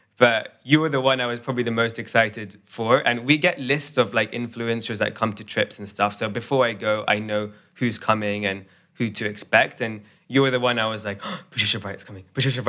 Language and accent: English; India; No stereotypes, but you know, I'm Indian.